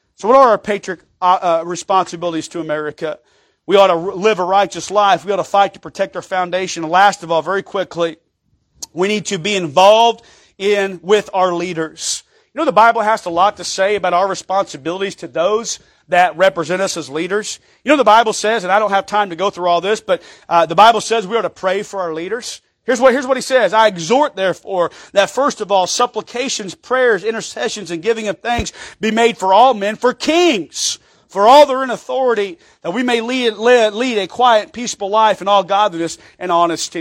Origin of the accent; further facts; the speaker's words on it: United States; I'm an American